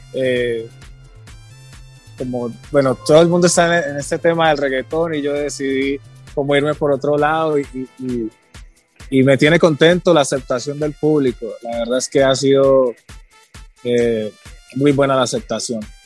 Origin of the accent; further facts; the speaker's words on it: Timbiquí, Cauca, Colombia; also born or lived in Cali; Yo nací en Cali, me crié en Timbiquí